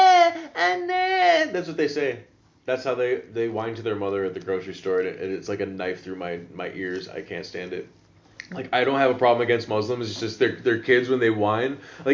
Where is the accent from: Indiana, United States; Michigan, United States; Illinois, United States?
Illinois, United States; now in Amsterdam, Netherlands; Never saw any of that stuff in Illinois, where I come from, like in the suburbs and shit.